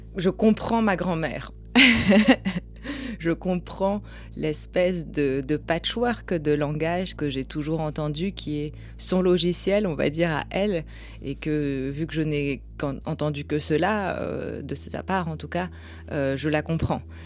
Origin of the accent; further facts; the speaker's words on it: France; J'ai grandi en France